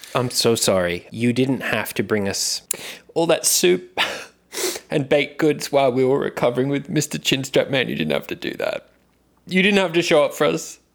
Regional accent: Australia; accent: Australian; it's an Australian accent

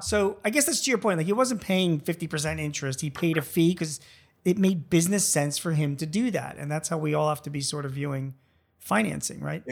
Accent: Philadelphia, Pennsylvania, United States; I'm from Philadelphia

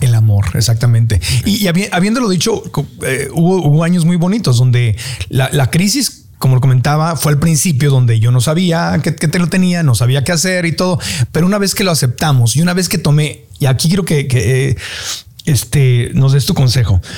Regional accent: Tijuana, Baja California, Mexico; somos ahí de Tijuana

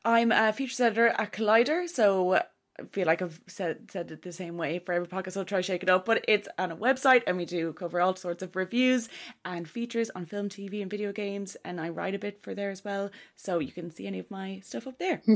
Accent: Kilkenny, Leinster, Ireland; I'm from Kilkenny

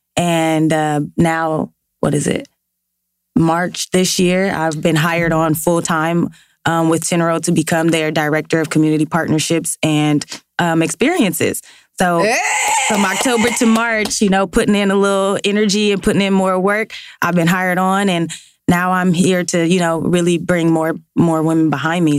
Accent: Los Angeles, California, United States; working in South LA, growing up in South LA.

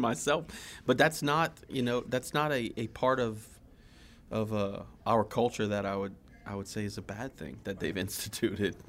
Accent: South Louisiana, United States; growing up in South Louisiana

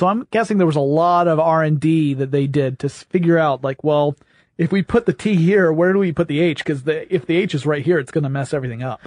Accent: the South, United States; I'm from the South

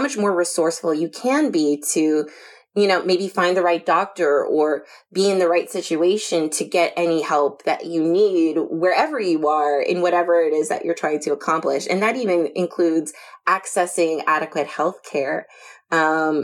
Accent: United States; I'm from the United States

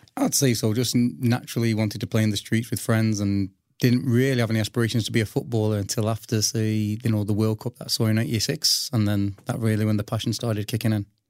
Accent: Old Trafford, North West England, United Kingdom; I was brought up in Old Trafford

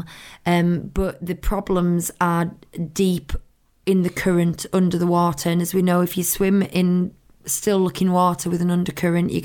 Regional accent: United Kingdom; we're looking at it as British people

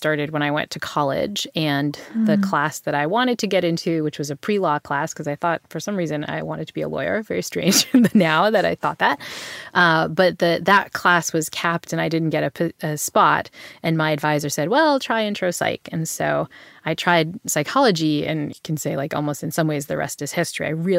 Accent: New Bedford, Massachusetts, United States; Yeah. So, I mean, I grew up in New Bedford, Massachusetts, which is, you know, if you read your Moby Dick, it's the town where, you know, Ishmael sails off.

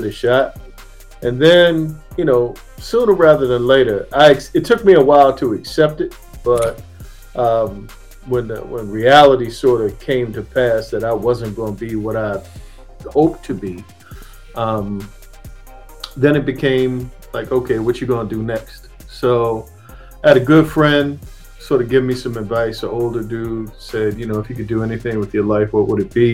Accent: Annapolis, Maryland, United States; I'm from Maryland, Annapolis, Maryland, to be specific

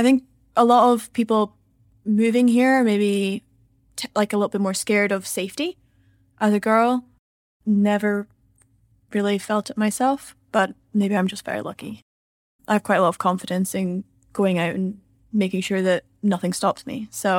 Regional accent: Edinburgh, Scotland, United Kingdom; Well, I'm not from Glasgow. I'm from Edinburgh. So, slightly different.

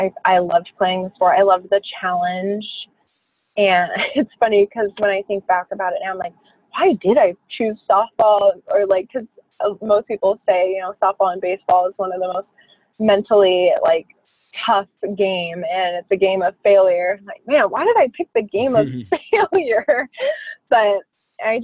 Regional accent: Phoenix, Arizona, United States; I grew up in Phoenix

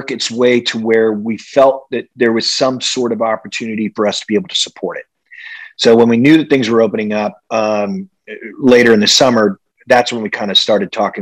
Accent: Midwest, United States; growing up in the Midwest

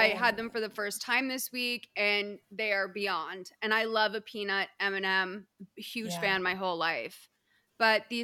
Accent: Boston, Massachusetts, United States; I'm from Boston

